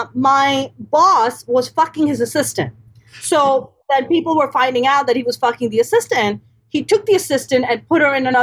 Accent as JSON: {"language": "English", "region": "East Coast", "country": "United States", "tie": "born or raised there", "said": "growing up on the East Coast, I grew up with four older brothers."}